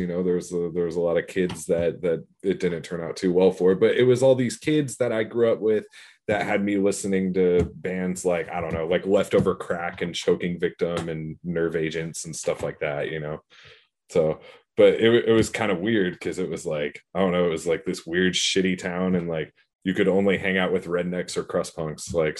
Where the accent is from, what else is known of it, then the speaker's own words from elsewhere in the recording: Arlington, Washington, United States; that's kind of like my hometown, because like I'm from Arlington